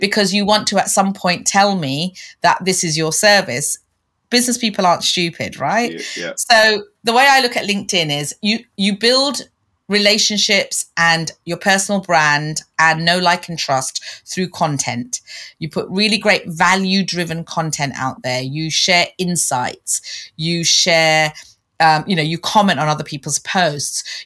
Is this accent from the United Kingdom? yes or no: yes; London, United Kingdom; moved away as an adult; also born or lived in Canada; I was born and bred in London as well